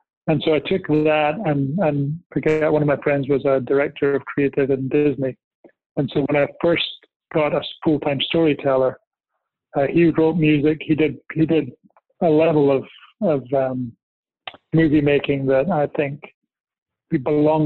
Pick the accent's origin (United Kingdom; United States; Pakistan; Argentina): United Kingdom; Scotland; I was born in Scotland